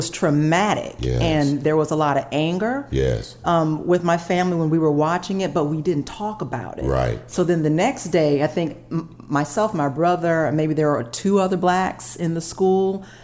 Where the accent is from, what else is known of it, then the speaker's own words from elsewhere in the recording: Atlanta, Georgia, United States; growing up in Atlanta